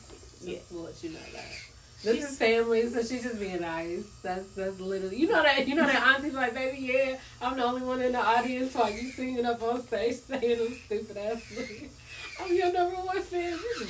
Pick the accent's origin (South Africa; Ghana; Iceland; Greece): South Africa; bro, just even being a South African, I'm just wondering, like, what the other parts are like, because I've never heard too much about it.